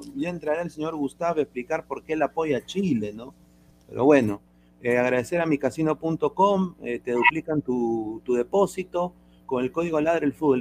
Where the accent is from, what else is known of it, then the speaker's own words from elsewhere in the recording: Peru; moved away; yo soy peruano. Yo quiero que mi, que mi país gane